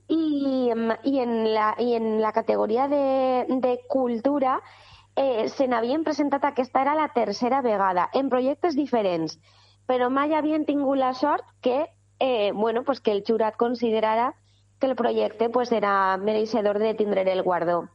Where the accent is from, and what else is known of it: Godella, Valencian Community, Spain